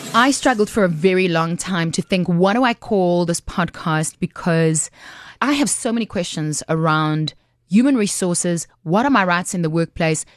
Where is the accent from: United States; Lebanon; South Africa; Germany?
South Africa; as a South African, you have access to unemployment benefits